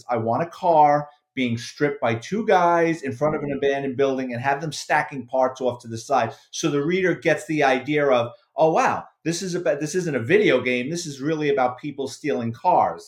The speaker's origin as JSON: {"language": "English", "town": "New York City", "region": "New York", "country": "United States", "tie": "born or raised there", "said": "that's my childhood, basically, growing up in the Bronx"}